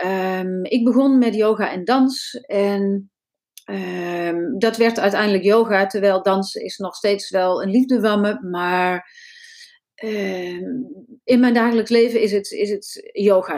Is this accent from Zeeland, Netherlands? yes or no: no; North Brabant, Netherlands; moved away; ik kom uit Brabant en eh, daar voelde ik me niet zo thuis, dus ik ben verhuisd lang geleden.